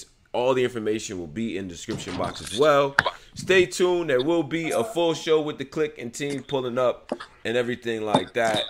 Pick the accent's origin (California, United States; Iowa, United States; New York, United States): New York, United States; Rochester; I grew up in Rochester, New York.